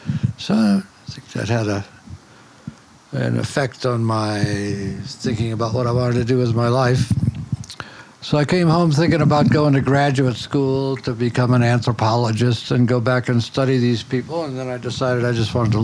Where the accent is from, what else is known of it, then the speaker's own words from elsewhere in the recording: Detroit, Michigan, United States; now in North Carolina, United States; No, I grew up in Detroit.